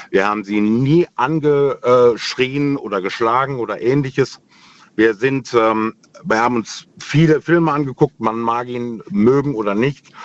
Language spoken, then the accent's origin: German; Remscheid, North Rhine-Westphalia, Germany; now in Heitersheim, Germany; Ich komme aus Heitersheim, ursprünglich allerdings aus NRW, aus Remscheid.